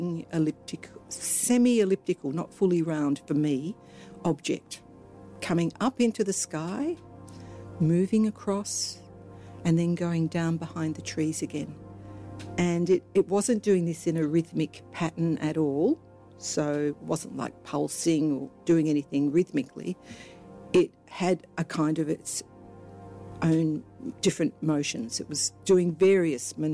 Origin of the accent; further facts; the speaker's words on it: Melbourne, Victoria, Australia; I grew up in Melbourne.